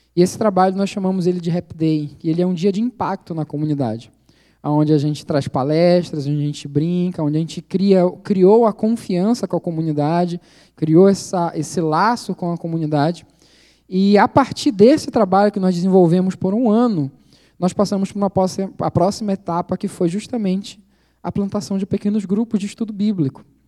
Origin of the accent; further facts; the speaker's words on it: Belém, Pará, Brazil; moved away as an adult; now in Indonesia; Belém do Pará, que é a minha cidade, sou de Belém